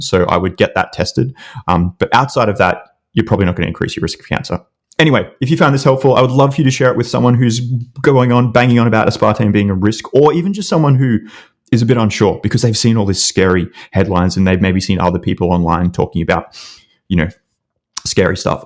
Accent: Australia; accent: Australian; my stupid Australian accent

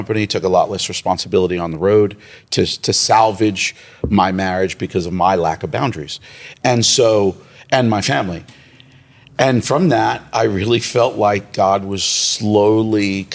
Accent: New York City, New York, United States; now in Trinity, United States; I'm originally from Brooklyn, New York. Grew up in Brooklyn

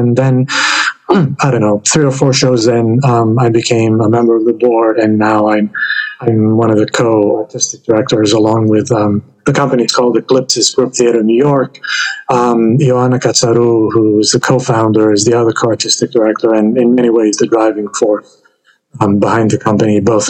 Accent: Greece; moved away as an adult; now in United States; I grew up in Greece, but all my adult life has been in the United States.

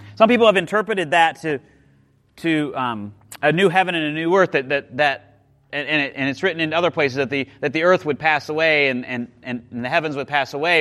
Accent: Midwest, United States; I grew up in the Midwest, like just seeing, um, we would plant winter wheat

